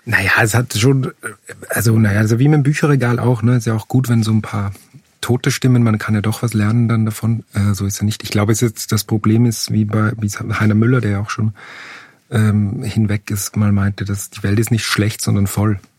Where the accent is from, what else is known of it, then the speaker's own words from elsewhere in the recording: Upper Austria, Austria; moved away as an adult; also born or lived in Vienna; ich komme aus Oberösterreich